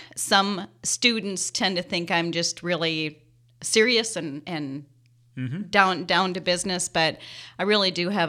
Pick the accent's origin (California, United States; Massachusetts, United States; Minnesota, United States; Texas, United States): Minnesota, United States; Henderson; I grew up in Henderson, Minnesota, population 730.